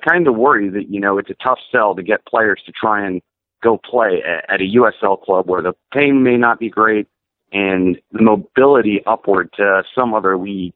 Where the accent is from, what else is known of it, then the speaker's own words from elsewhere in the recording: Central Pennsylvania, United States; also born or lived in Philadelphia, Pennsylvania; now in South Carolina, United States; I was born in Philadelphia, but I spent the majority of my life growing up in Central Pennsylvania.